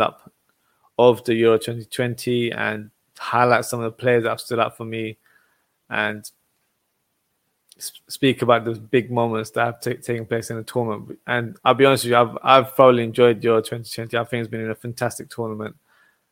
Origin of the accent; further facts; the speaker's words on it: England, United Kingdom; I'm from England